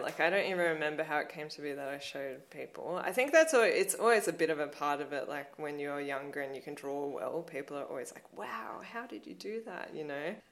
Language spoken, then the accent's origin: English; Blue Mountains, New South Wales, Australia; growing up in the Blue Mountains has inf- influenced me so much.